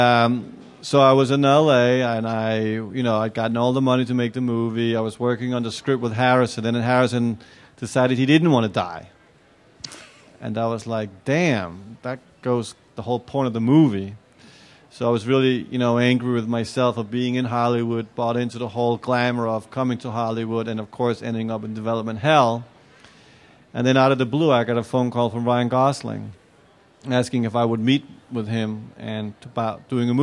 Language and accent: English; Copenhagen, Capital Region of Denmark, Denmark; I'm from Copenhagen. I live in Copenhagen.